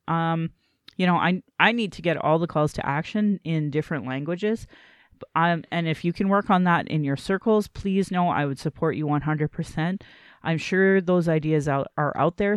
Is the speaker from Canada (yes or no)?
yes; Calgary, Alberta, Canada; I acknowledge my Dene lineage and that I was born in Calgary